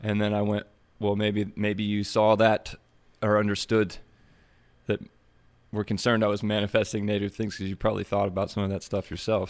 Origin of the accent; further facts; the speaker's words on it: Springfield, Ohio, United States; The one I'm from is is the big Springfield in between um, Dayton and Columbus